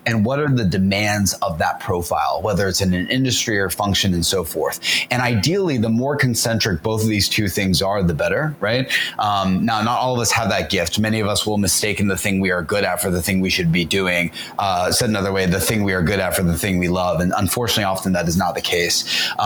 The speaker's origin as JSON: {"language": "English", "region": "the South", "country": "United States", "said": "it's also partly because I'm from the South"}